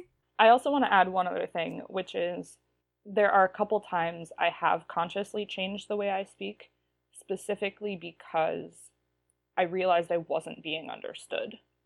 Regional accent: Ohio, United States; I could give you a whole episode just on the way my vowels have changed since I moved from Ohio.

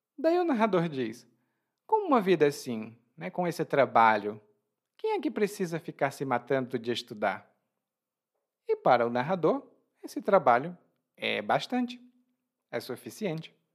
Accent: Brazil; born or raised there

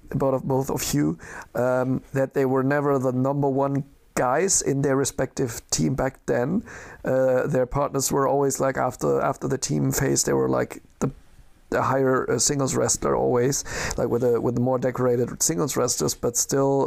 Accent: Düsseldorf area, North Rhine-Westphalia, Germany; I am from, not from Düsseldorf, from the other side of the Rhine, but it's like, uh, it's my hometown area

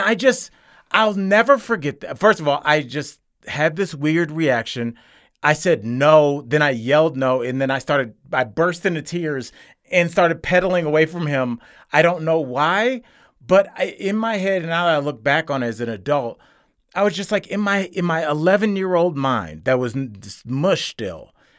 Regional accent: Cleveland, Ohio, United States; I'm from Cleveland. I saw black folks, white folks, and Puerto Ricans

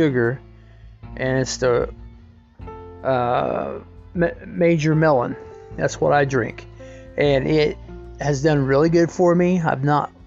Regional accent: United States

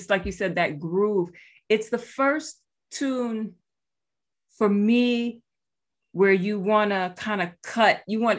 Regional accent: New York City, New York, United States; Hey, you know? Now. My hometown.

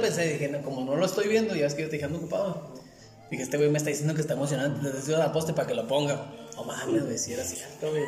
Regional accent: Ciudad Juárez, Chihuahua, Mexico; somos de Juárez

